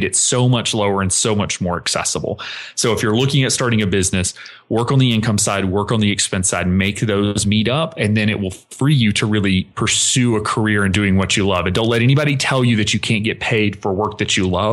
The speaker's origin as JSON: {"language": "English", "region": "the South", "country": "United States", "tie": "born or raised there", "said": "growing up in the South, very traditional household"}